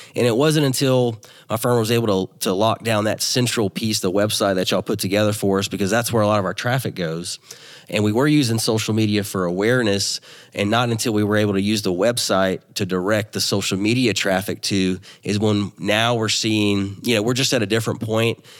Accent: Louisiana, United States; also born or lived in Dallas, Texas; I'm from Louisiana

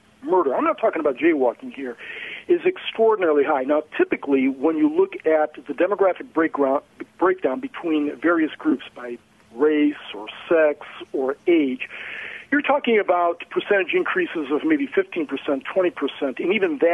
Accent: Cleveland, Ohio, United States; landed back in Cleveland, my hometown

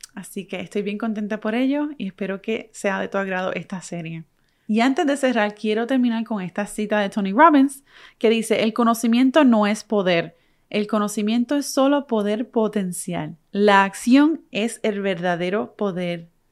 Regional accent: Puerto Rico; moved away as an adult; now in United States; Puerto Rico, que, soy que es de donde soy. Soy boricua.

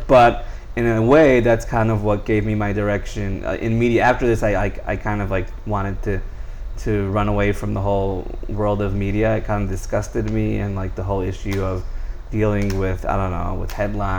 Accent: Israel; also born or lived in Chicago, United States; Okay, I was born in Chicago. I still say Chicago, but I was two when we made Aliyah, moved to Israel. So I kind of, you know, maintained the English because I lived in like an English-speaking environment.

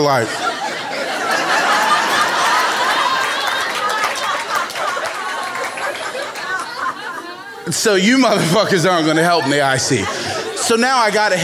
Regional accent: Baltimore, Maryland, United States; born or raised there

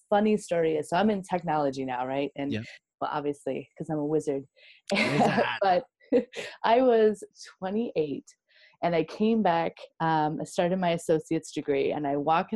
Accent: Wisconsin, United States; I'm a Wisco girl, born and raised

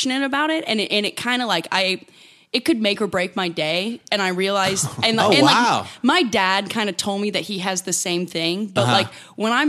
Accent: Dallas, Texas, United States; moved away; I grew up in Texas

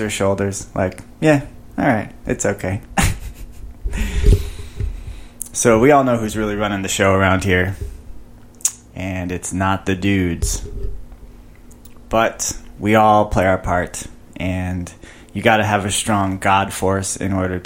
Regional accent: Chicago, Illinois, United States; moved away; growing up in Chicago, I would just walk around with a sweater, sweatshirt all year, all winter long

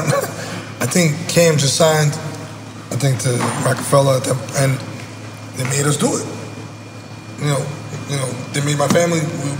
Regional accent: Brooklyn, New York, United States; I grew up in Brooklyn, my guy.

